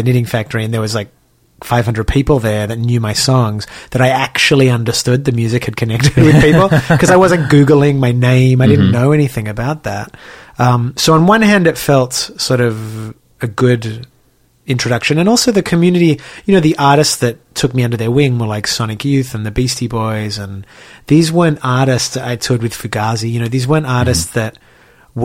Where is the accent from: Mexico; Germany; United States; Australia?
Australia; Sydney, New South Wales; moved away; I grew up in Sydney and sort of in a working class, middle class Jewish community